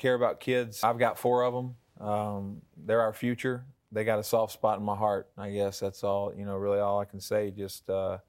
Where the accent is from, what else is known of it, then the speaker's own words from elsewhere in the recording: the South, United States; accent: southern; With my southern accent and everything, yeah, it is.